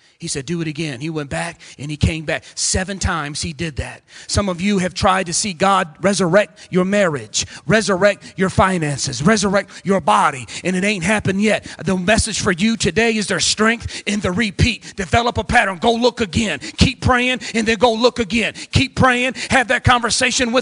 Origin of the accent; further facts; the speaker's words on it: Ecorse, Michigan, United States; I come from Southwest Detroit in a little city called Ecorse, running the streets in and out of the legal system